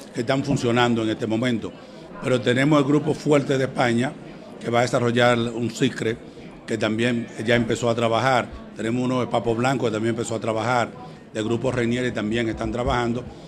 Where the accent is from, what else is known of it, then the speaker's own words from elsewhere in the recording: Miches, El Seibo, Dominican Republic; el municipio de Miche, donde yo nací